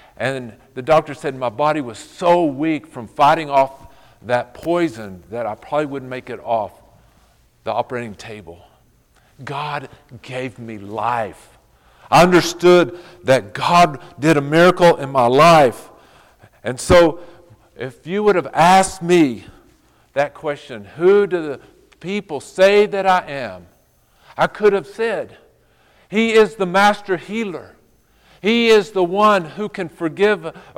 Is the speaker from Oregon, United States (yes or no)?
no; Fort Stockton, Texas, United States; I grew up in Fort Stockton, Texas, out in the middle of nowhere